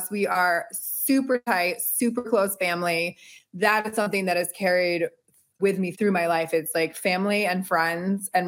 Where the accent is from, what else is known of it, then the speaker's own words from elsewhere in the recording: Connecticut, United States; I am from Connecticut. I'm a proud Connecticutian definitely a proud New Englander and East Coaster, born and raised. And my mom's from London, my dad's from Boston.